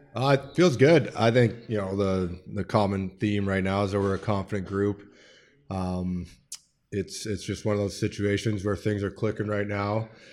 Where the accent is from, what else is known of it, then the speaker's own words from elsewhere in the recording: Edmonton, Alberta, Canada; moved away; made my way through the minor hockey system there in Edmonton